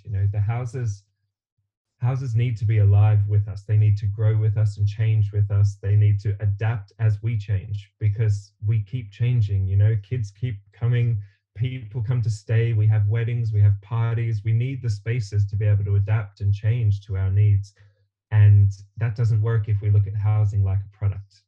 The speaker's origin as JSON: {"language": "English", "country": "Australia", "tie": "born or raised there", "moved": "yes", "said": "originally, I'm from Australia, um, and I I grew up in a house that my parents built around me"}